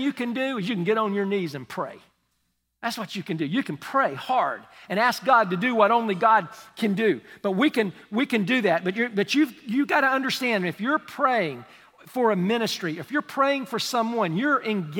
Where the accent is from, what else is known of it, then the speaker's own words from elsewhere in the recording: United States; I'm from Polk County